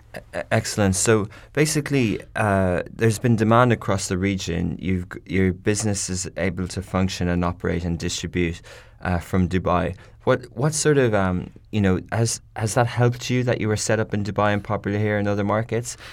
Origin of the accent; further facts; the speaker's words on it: Ireland; I come from Ireland